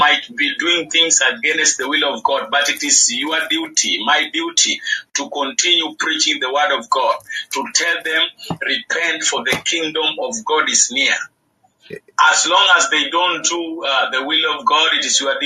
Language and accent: English; Kenya; I'm from Kenya